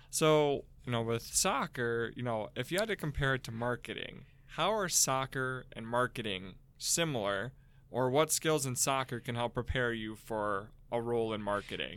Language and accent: English; Midwest, United States; I'm from the Mid, Midwest